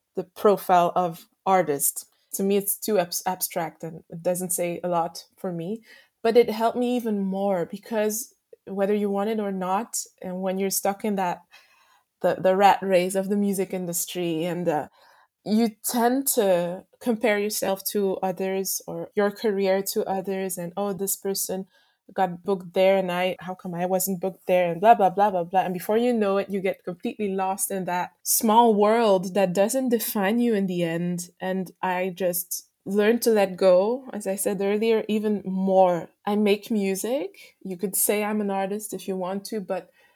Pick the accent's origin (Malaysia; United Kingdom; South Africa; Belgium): Belgium; also born or lived in Martinique; I grew up in Belgium.